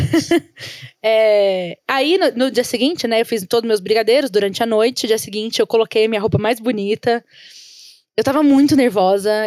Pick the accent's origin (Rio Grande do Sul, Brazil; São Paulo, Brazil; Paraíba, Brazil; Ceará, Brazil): São Paulo, Brazil; A gente veio da Zona Leste de São Paulo